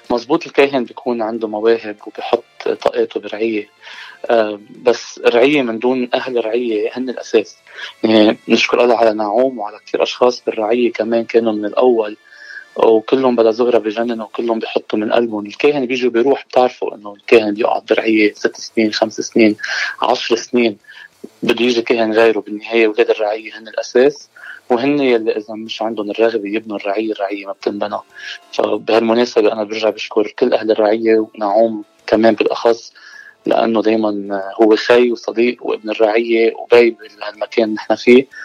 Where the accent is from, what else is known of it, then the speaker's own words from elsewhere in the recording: Beit el-Kiko, Mount Lebanon, Lebanon; moved away as an adult; now in United States; من آه، ضيعه اسمها بيت الكيكو بمنطقه المتن